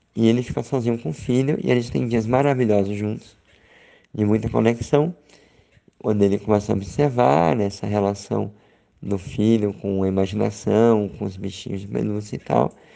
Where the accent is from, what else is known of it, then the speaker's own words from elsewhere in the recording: Aracaju, Sergipe, Brazil; moved away; eu tô aqui em Aracaju, em Sergipe, na minha terra natal